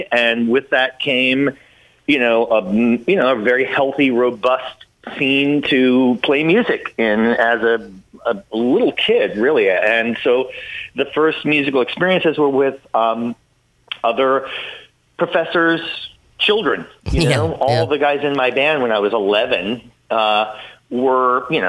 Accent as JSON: {"language": "English", "town": "Potsdam", "region": "New York", "country": "United States", "said": "We're from Potsdam, and that was fun too."}